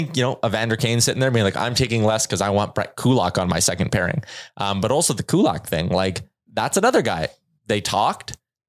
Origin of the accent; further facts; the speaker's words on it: Edmonton, Alberta, Canada; do I just take the sure thing that's right here in my hometown in Edmonton where I know I'm going to have a chance to win?